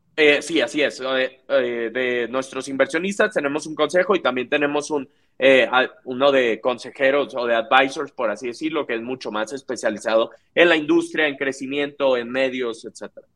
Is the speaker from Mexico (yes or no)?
yes; Monterrey, Nuevo León, Mexico; soy alguien que me considero regio, me, encanta Monterrey, eh, toda mi vida viví ahí